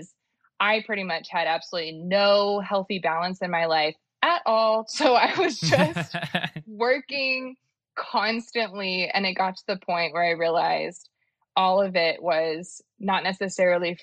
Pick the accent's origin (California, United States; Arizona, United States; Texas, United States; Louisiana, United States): Texas, United States; Dallas; I'm from Dallas